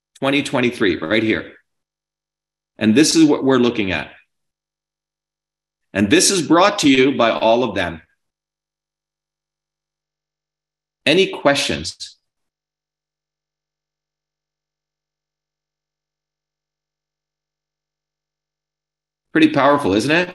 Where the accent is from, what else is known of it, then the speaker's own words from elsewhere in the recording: New Jersey, United States; I grew up in New Jersey where you didn't take shit from anyone in the 70s and 80s